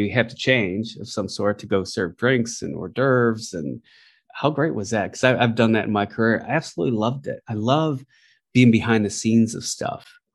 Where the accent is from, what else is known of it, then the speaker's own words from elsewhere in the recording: Detroit, Michigan, United States; now in Los Angeles, United States; Growing up in Detroit and having moved out